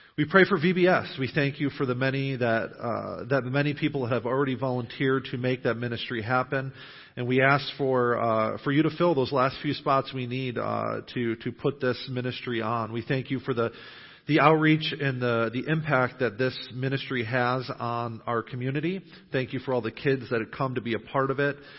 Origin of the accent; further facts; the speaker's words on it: Western New York, United States; moved away as an adult; now in New Knoxville, United States; I grew up in Western New York